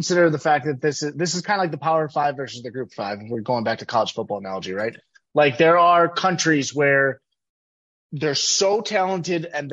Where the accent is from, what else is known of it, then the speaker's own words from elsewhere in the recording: Georgia, United States; I'm from Georgia